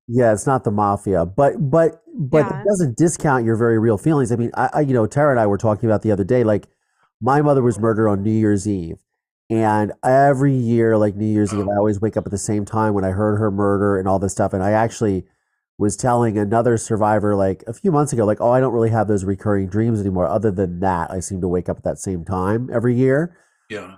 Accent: Ohio, United States; I grew up in Ohio. We shot guns

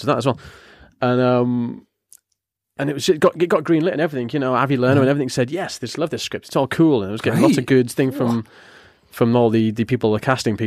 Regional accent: Yarm, North East England, United Kingdom; moved away; I'm from the Northeast

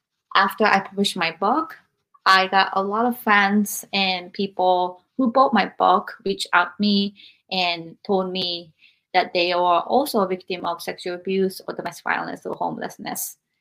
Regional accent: Japan; moved away; I experienced all of these adversities growing up in Japan

